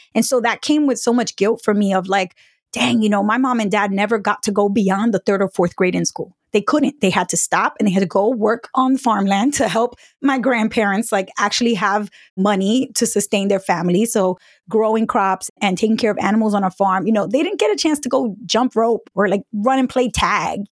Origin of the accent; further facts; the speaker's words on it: New York, United States; also born or lived in Providence, Rhode Island; I grew up in New York where you walk into a bodega and you just say what you want